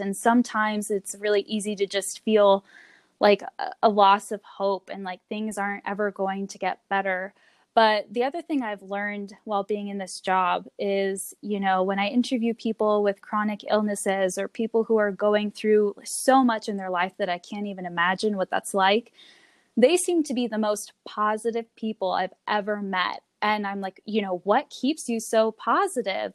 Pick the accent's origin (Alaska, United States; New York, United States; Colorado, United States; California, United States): Colorado, United States; Longmont; also born or lived in Florida; I grew up here in Longmont. I was born in Florida, um, but moved to Colorado to Longmont, Colorado, when I was six years old, and and went to elementary school, middle school, and high school here in Longmont.